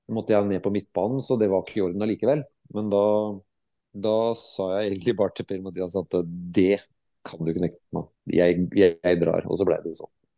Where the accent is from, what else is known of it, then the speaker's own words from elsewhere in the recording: Skotfoss, Telemark, Norway; moved away as an adult; also born or lived in Japan / Skien; Skottfoss er jo selvfølgelig hjemstedet mitt